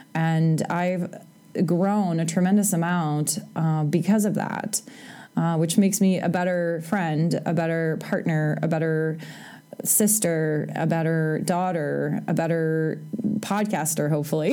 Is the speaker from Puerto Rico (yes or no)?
no; Canada; moved away as an adult; also born or lived in United States; I'm Canadian